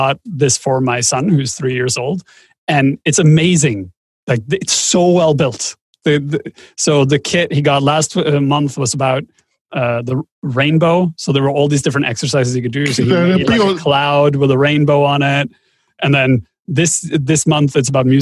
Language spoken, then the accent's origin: English; Norway; I come from Norway.